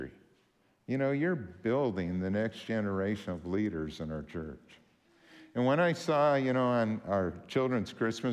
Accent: Warren, Minnesota, United States; moved away; I'm from Warren

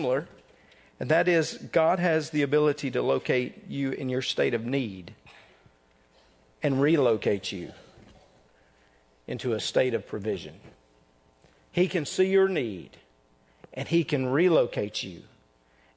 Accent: North Mississippi, United States; I was born in North Mississippi.

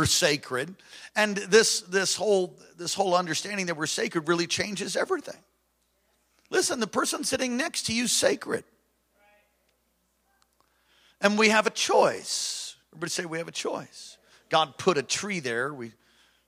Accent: New York, United States; moved away; I was raised in New York

